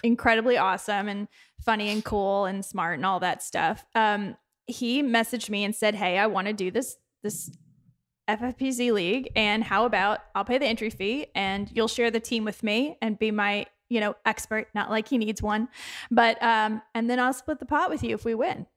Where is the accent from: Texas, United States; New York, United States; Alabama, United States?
Texas, United States; accent: Texas; my Texas accent